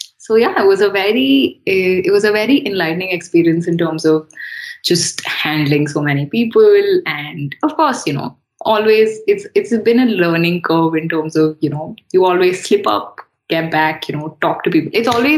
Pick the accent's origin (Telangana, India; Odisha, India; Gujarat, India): Odisha, India; Talcher; born there; also born or lived in Chennai / Gurgaon / Hyderabad; So I was born in Talcher, and then I've lived in Chennai, I've lived in Gurgaon, I've been living in Hyderabad for the most part.